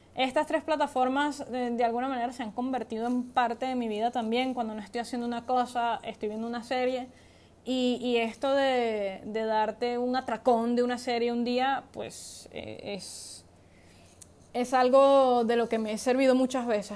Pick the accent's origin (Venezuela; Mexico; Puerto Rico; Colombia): Venezuela; now in Spain; soy de Venezuela